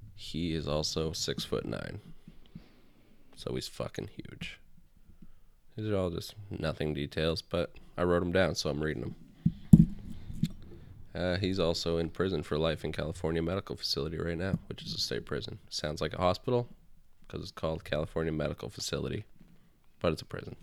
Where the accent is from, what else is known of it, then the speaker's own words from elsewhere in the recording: Canada; I'm from Canada